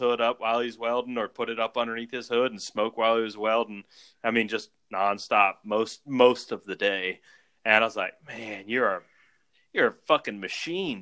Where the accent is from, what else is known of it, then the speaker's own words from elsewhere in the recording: South Louisiana, United States; We grew up in South Louisiana